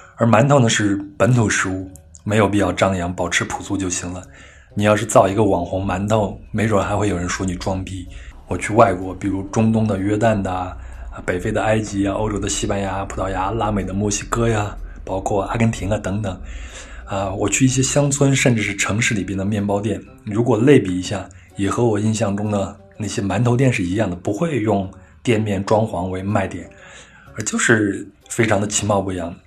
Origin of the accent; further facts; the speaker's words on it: Henan, China; 我老家是河南嘛